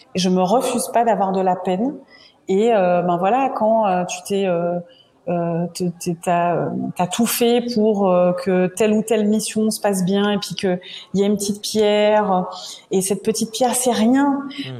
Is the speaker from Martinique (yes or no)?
yes; Martinique; je suis originaire de la Martinique